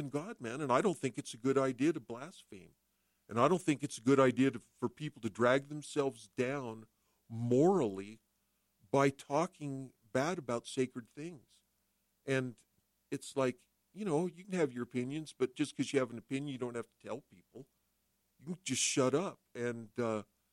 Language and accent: English; Salt Lake City, Utah, United States; When I grew up in Salt Lake City